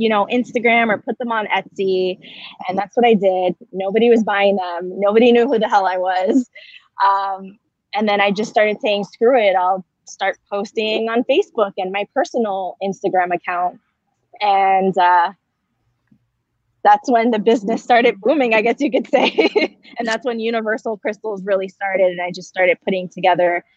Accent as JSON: {"language": "English", "region": "New Jersey", "country": "United States", "moved": "as an adult", "lives_now": "San Diego, United States", "said": "I'm originally from New Jersey. I moved out to San Diego about a year ago"}